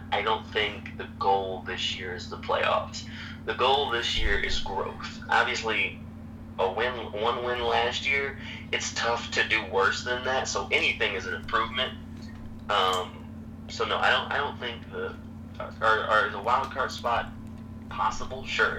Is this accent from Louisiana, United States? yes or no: yes; New Orleans, Louisiana, United States; Born and raised in New Orleans.